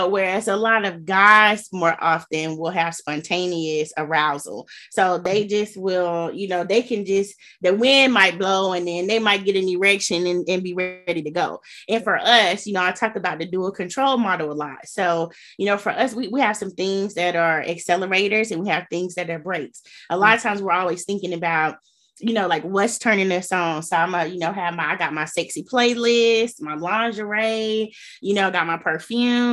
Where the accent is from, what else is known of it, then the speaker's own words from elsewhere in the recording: Gulf Coast, United States; I'm from the Gulf Coast